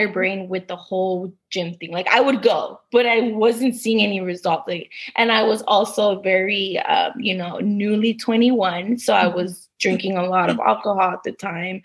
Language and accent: English; Los Angeles, California, United States; I am from Los Angeles, California.